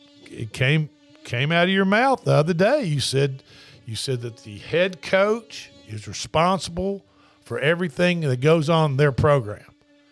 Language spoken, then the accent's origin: English; Tennessee, United States; I'm from Franklin County, Tennessee.